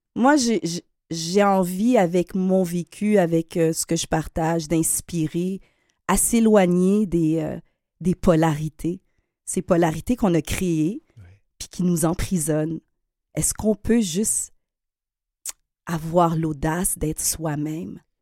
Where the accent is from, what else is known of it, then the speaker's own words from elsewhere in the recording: Quebec, Canada; On est des Québécois. Euh, d'origine haïtienne